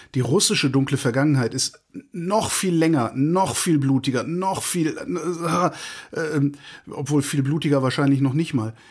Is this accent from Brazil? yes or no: no; Cologne, North Rhine-Westphalia, Germany; meine Heimatstadt Köln